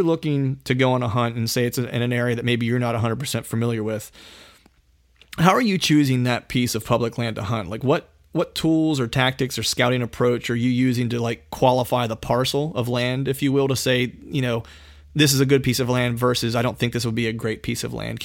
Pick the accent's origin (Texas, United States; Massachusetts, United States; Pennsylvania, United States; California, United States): Pennsylvania, United States; I grew up in Pennsylvania. Phil and I are both from PA.